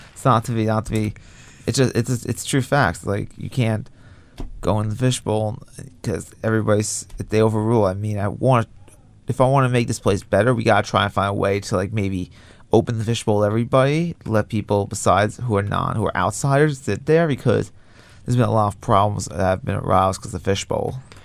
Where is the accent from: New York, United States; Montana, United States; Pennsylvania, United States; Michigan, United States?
New York, United States; Long Beach; I'm from Long Beach, which is around the water too